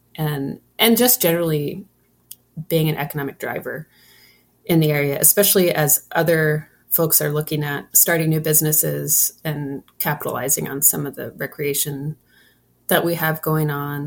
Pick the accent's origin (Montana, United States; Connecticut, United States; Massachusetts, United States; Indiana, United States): Montana, United States; Troy; I'm born and raised in Troy